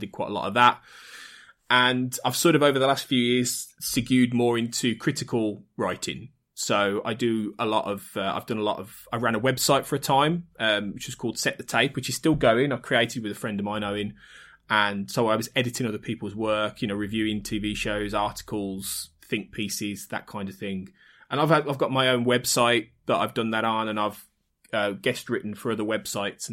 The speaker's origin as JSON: {"language": "English", "town": "Birmingham", "region": "West Midlands", "country": "United Kingdom", "tie": "born or raised there", "said": "So I'm from Birmingham in the Midlands, and born and bred in slightly north Birmingham"}